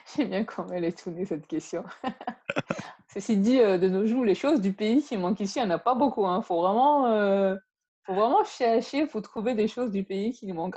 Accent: Yaoundé, Centre, Cameroon; moved away; also born or lived in Bangangté; ma famille, on a grandi à Yaoundé

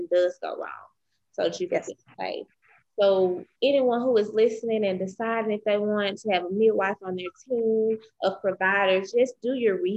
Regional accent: Mississippi, United States; where I'm from Mississippi

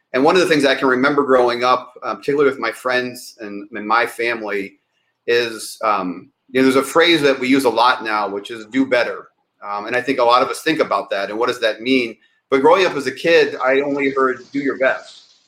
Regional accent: Cleveland, Ohio, United States; But the place I probably spent the most time in my life was Ohio. I grew up in Cleveland.

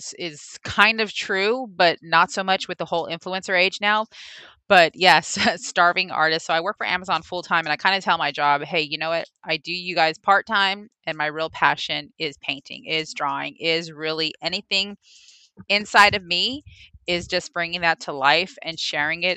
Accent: Los Angeles, California, United States; moved away as an adult; now in Houston, United States; Originally from Los Angeles, but a Southern girl at heart

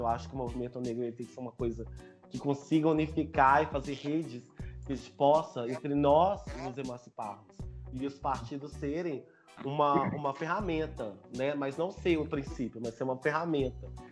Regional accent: Belo Horizonte, Minas Gerais, Brazil; tenho 28 anos, sou daqui de Belo Horizonte

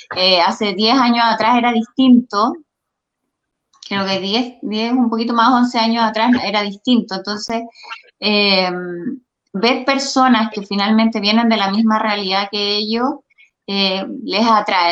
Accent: Quinta Normal, Santiago Metropolitan Region, Chile; yo soy nacida y criada en Quinta Normal

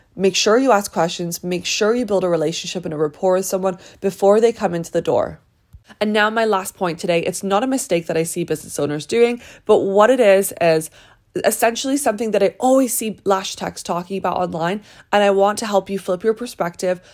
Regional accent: British / England, United Kingdom; moved away; my culture of being British

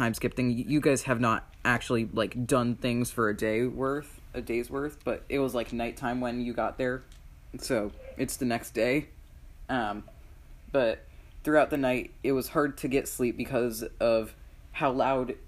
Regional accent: Florida, United States; I'm from Florida

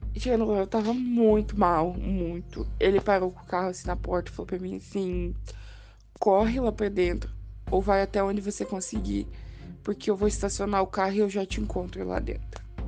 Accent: Curitiba, Paraná, Brazil; sou de Curitiba, Paraná

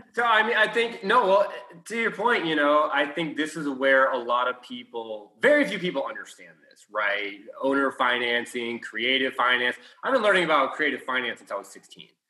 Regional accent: Houston, Texas, United States; We're from Houston

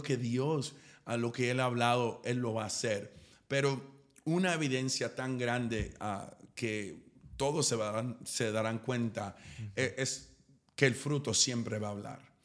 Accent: East Texas, United States; yo soy de East Texas, soy de una ciudad demasiado pequeña

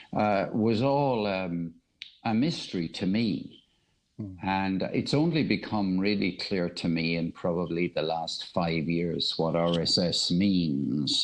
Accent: Ireland; also born or lived in United Kingdom; now in Cork, Ireland; I'm, speaking from Cork in Ireland. I was born in Ireland, but I lived 30 years of my life in the UK

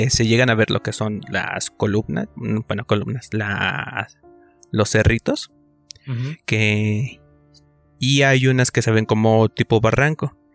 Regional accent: Cautepec, Hidalgo, Mexico; de donde yo soy, que es del municipio de Cautepec, del estado de Hidalgo, hay diversos este, colonias que están algo dispersas.

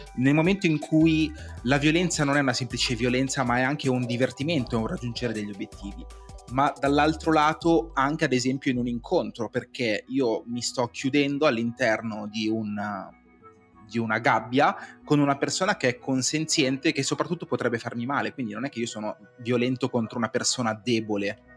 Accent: Cinisello Balsamo, Lombardy, Italy; sono di Cinisello

